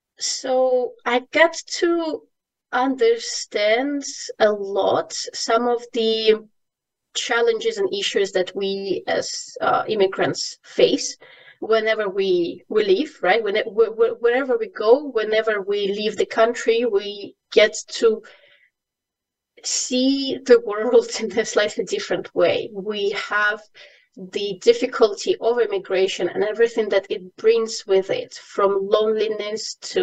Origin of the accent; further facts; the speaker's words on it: Ukraine; English is a second language; moved away as an adult; now in Bulgaria; Yes, I'm currently in Bulgaria, but I bet from my accent you can't really say where I'm from. I'm from Ukraine, and for the past 8+ years I've lived in different countries in Europe.